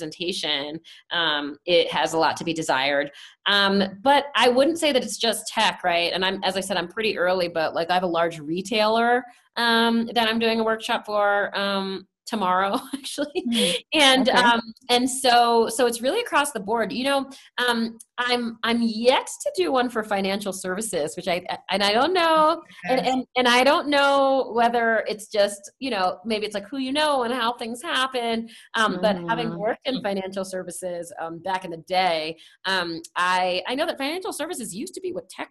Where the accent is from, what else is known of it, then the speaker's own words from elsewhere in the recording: Washington, District of Columbia, United States; also born or lived in San Francisco; now in Denver, United States; I grew up in Washington, D.C., concrete jungle